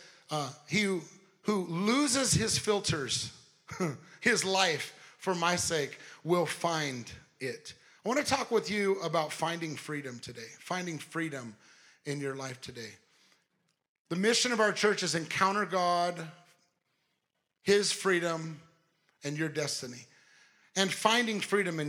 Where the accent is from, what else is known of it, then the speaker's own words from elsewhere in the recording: Southern California, United States; I'm from Southern California. I'm not from the South